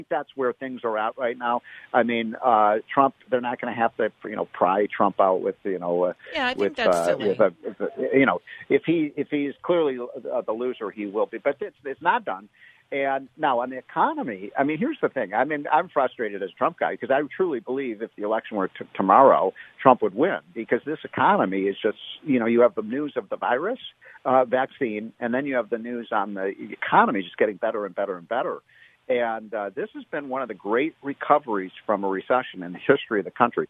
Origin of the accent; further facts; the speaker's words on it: Illinois, United States; I'm from Illinois